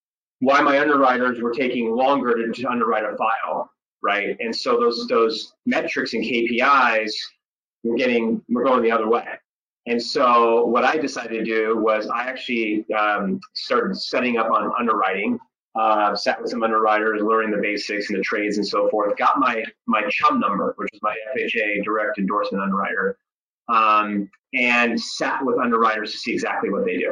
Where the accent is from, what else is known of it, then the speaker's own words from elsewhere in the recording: Dana Point, California, United States; I grew up in Orange County, California, specifically Dana Point.